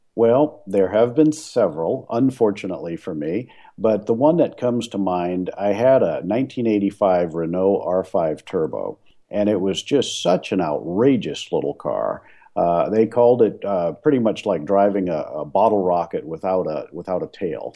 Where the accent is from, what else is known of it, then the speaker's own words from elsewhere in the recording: New Orleans, Louisiana, United States; moved away as an adult; now in Portland, United States; I was born and raised in New Orleans